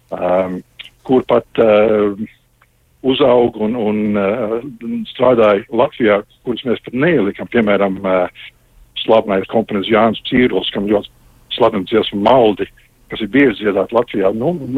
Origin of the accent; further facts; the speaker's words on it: Canada; es dzimu Kanādā, Kanāda deva manai ģimenei patvērumu, man, man izglītību un karjeru